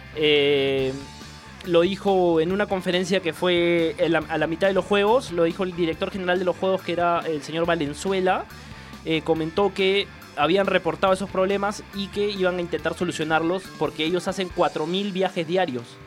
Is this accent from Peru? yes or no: yes; Peru; como periodista peruano